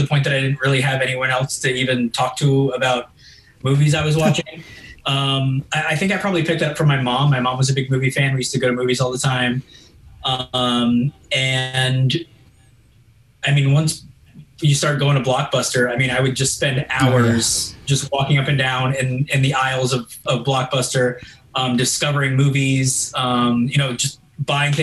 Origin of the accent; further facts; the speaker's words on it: Boca Raton, Florida, United States; moved away as an adult; also born or lived in Maryland / New York / Los Angeles; we moved to South Florida when I was four. So that's South Florida's is home for me.